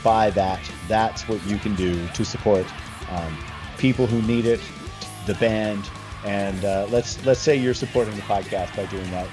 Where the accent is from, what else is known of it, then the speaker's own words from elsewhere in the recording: Toronto, Ontario, Canada; I'm, from Toronto